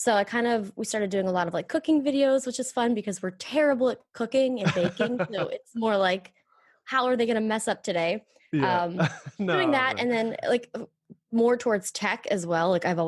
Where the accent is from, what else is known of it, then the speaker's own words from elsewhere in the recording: Pennsylvania, United States; Well, I'm originally from Pennsylvania, like 45 minutes south of Pittsburgh, Pennsylvania. So I grew up there.